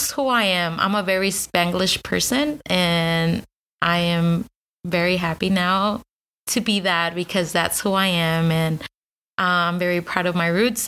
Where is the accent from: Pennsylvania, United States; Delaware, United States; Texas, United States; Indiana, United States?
Texas, United States; Austin; first language Spanish; English is a second language; also born or lived in San Luis Potosí; I was born here in Austin. I am considered a unicorn because there's so many people moving here to Austin, but I was born and raised here